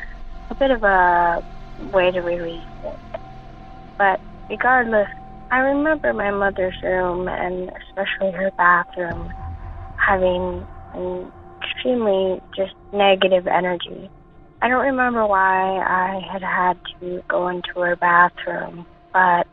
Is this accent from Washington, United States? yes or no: yes; Seattle, Washington, United States; I am from the West Seattle area